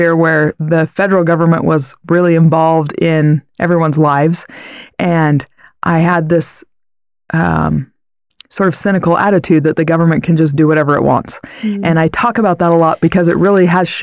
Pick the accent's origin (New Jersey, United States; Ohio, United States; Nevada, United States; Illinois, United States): Nevada, United States; Hiko; also born or lived in Cedar City, Utah; now in Utah, United States; I grew up in a little teeny tiny town in Nevada. It's called Hyco, Nevada.